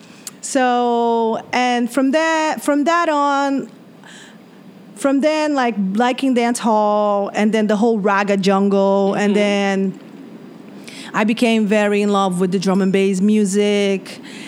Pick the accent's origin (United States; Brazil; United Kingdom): Brazil; Espírito Santo; I'm from Espírito Santo.